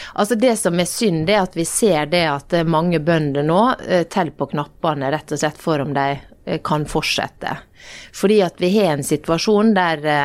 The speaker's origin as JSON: {"language": "Norwegian", "country": "Norway", "tie": "born or raised there", "said": "vokste opp i Norge, akkurat sånn som meg"}